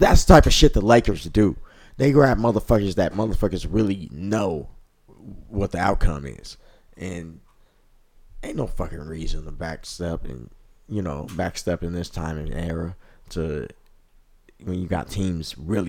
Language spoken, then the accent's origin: English; California, United States; I'm from Cali